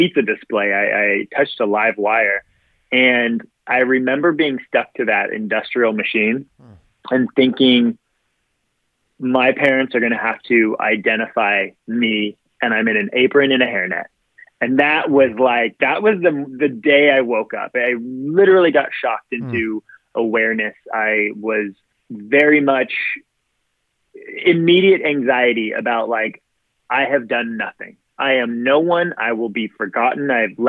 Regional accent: Southern California, United States; I grew up in Southern California my whole life. I actually didn't leave the state of California until I was like 22

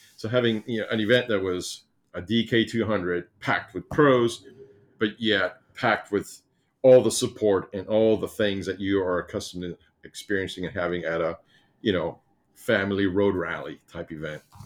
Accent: Cuba; moved away; I'm from Cuba

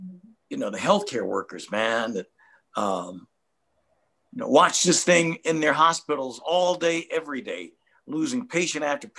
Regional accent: Detroit, Michigan, United States; I'm a brother from Detroit.

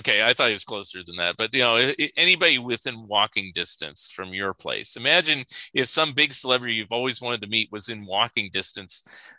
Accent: Saratoga, California, United States; moved away; where I grew up in Saratoga, there's this area or this mansion called Montalvo. And it's actually within walking distance of my dad's house.

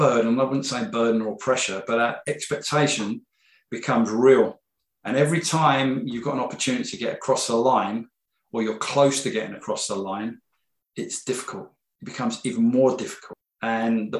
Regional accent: Wembley, London, United Kingdom; also born or lived in Kingsbury; I grew up in Wembley. I was born in Kingsbury

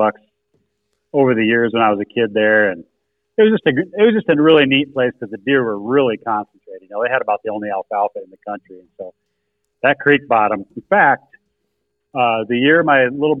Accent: Spearfish, South Dakota, United States; my hometown of Spearfish

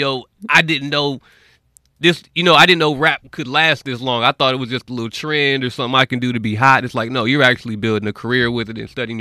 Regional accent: North Las Vegas, Nevada, United States; I'm from Vegas, North Las Vegas, raised out there

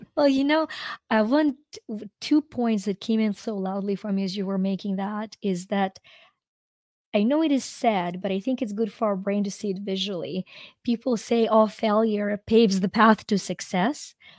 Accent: Ukraine; moved away as an adult; I'm from Ukraine

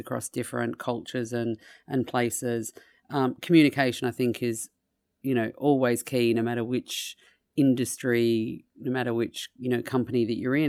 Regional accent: Australia; moved away; my home country of Australia

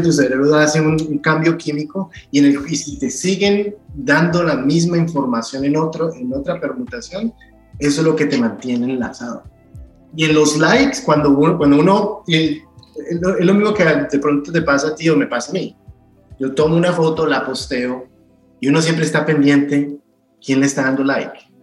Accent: Cali, Valle del Cauca, Colombia; moved away as an adult; now in United States; cuando estaba creciendo, creciendo en Santa Elena

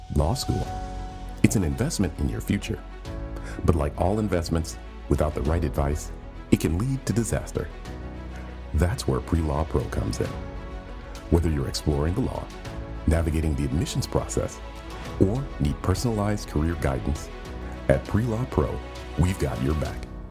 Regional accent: Texas, United States; moved away as an adult; where I grew up in Texas

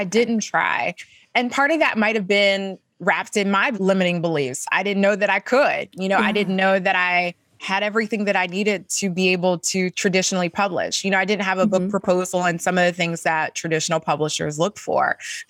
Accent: the South, United States; talk about being a Black woman growing up in the South

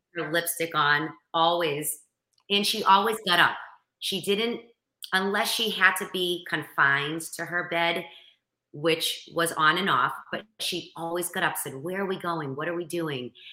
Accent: Boston, Massachusetts, United States; accent: Boston; I'm from Boston

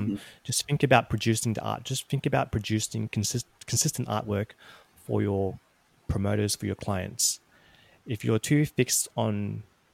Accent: Australia

